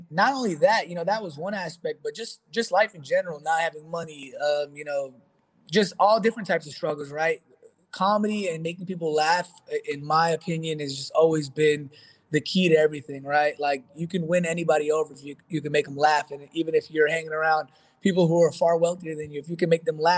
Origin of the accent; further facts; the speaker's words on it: New York, United States; But having the luxury of growing up in New York